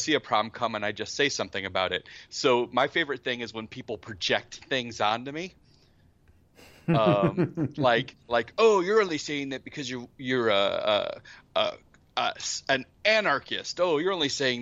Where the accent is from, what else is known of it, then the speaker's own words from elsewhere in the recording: United States; I'm from the States